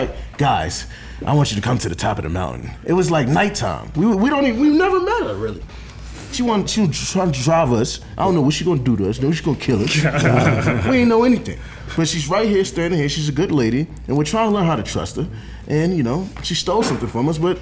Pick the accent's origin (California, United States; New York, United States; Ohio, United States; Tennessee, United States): New York, United States; New York City; I was born in Brooklyn, 1989